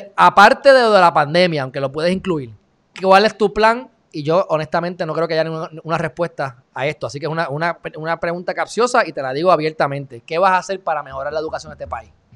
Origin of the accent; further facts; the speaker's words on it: Puerto Rico; soy puertorriqueño